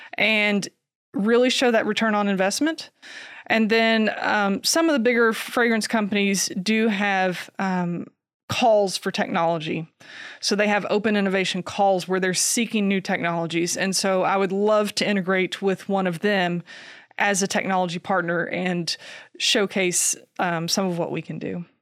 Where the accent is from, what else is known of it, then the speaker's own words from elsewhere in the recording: Kentucky, United States; I grew up here in Kentucky